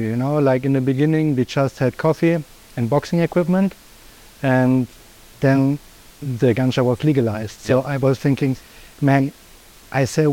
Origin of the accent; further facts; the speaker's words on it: Berlin, Germany; moved away as an adult; also born or lived in Thailand; now in Phuket, Thailand; I'm from Germany, Berlin, and live in Thailand since 4 years already